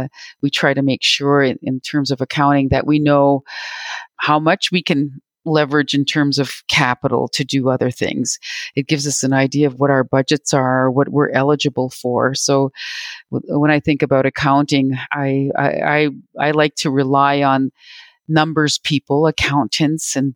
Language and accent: English; Robinson Huron Treaty area, Ontario, Canada; also born or lived in Manitoba; I'm speaking to you from Treaty 1 territory in Manitoba, but I'm originally from the Robinson Huron Treaty area. That's where my home is, in Ontario.